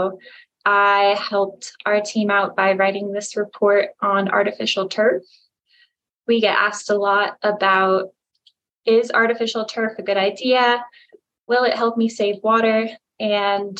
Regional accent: Florida, United States; now in Colorado, United States; I come from Florida originally, so it's kind of the opposite situation out here in the West

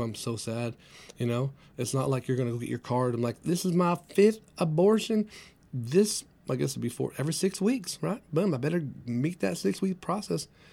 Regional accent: Clovis, California, United States; also born or lived in San Jose, California; my hometown here, Clovis, California

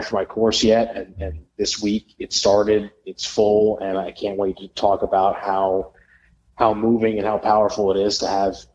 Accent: New Jersey, United States; moved away as an adult; now in South Carolina, United States; I hail from New Jersey, lived there for 25 years. You know, many generations of my family were from there

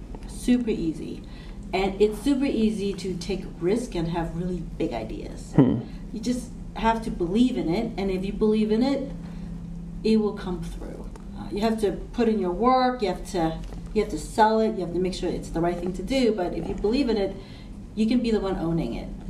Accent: Hong Kong; Okay, so this is terrible, but growing up in Hong Kong

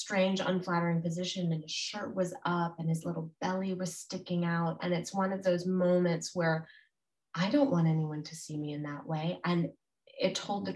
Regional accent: United States; as an American

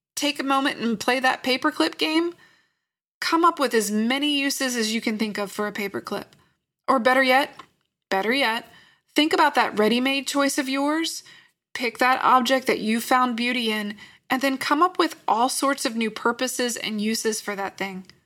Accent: Lynchburg, Virginia, United States; I grew up in Lynchburg, Virginia

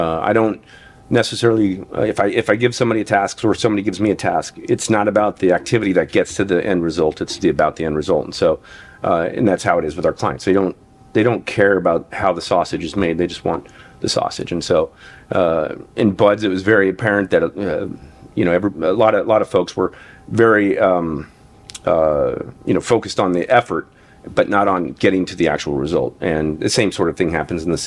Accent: Incline Village, Nevada, United States; I grew up in Incline Village, Nevada, and very small town of permanent residents

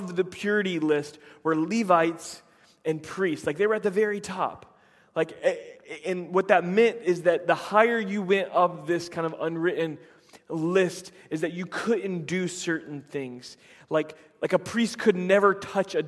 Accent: just outside of Tampa, Florida, United States; moved away; also born or lived in Chattanooga, Tennessee; my hometown just outside of Tampa

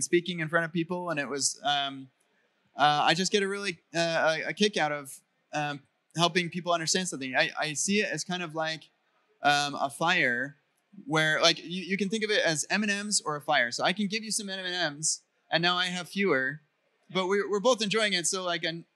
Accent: United States; I'm an American

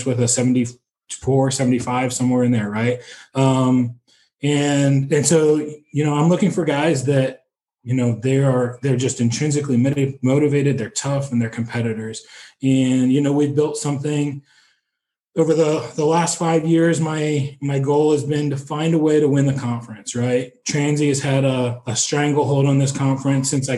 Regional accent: East Coast, United States; moved away as an adult; now in Terre Haute, United States; I grew up on the East Coast.

